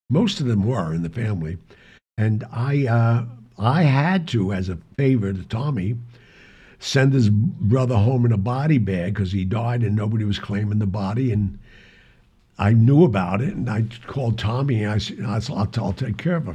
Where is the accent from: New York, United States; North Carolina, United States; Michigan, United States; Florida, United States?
New York, United States; New York City; I grew up in the West Side.